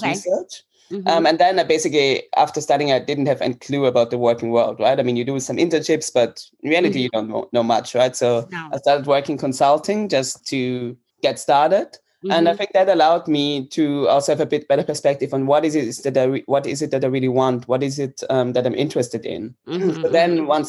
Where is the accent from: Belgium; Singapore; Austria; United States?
Austria; Vienna; moved away as an adult; now in Amsterdam, Netherlands; I'm currently living in Amsterdam. I've been here for about three to four years. I am from Vienna, Austria.